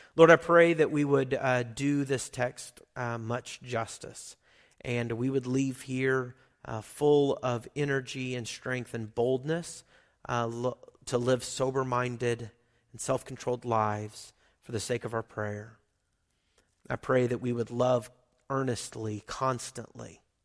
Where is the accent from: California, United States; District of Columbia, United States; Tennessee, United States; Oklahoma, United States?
Oklahoma, United States; moved away; I grew up in Oklahoma